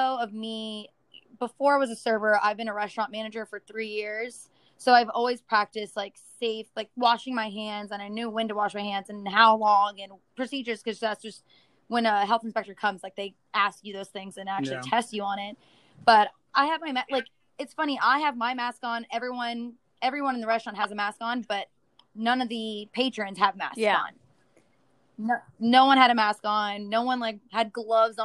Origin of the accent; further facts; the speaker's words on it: Orlando, Florida, United States; I'm from Orlando